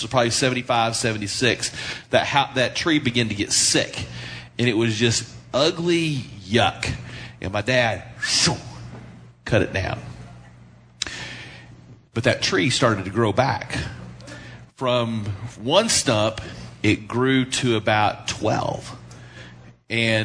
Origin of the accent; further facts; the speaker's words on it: Tulia, Texas, United States; the farm that I grew up on in Tulia